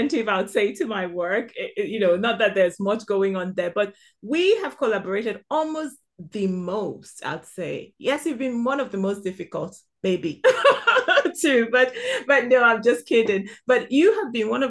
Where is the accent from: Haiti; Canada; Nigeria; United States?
Nigeria; southeastern Nigeria; now in United Kingdom; Born and raised in the southeastern part of Nigeria